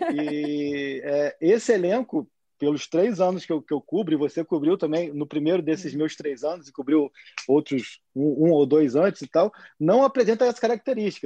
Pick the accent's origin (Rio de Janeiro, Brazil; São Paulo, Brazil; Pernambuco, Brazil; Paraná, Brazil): Rio de Janeiro, Brazil; Campos dos Goytacazes; eu sou de Campos, né? O ouvinte sabe que eu sou de Campos